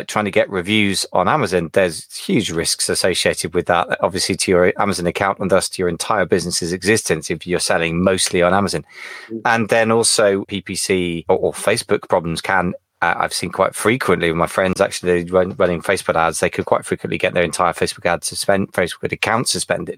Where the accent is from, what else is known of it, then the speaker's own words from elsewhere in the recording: United Kingdom; I'm British